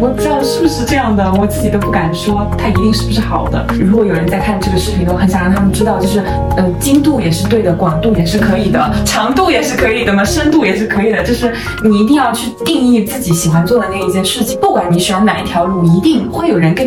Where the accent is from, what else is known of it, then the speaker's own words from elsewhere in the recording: Wenzhou, Zhejiang, China; moved away; 因为我是温州的，然后温州就有这种经商的传统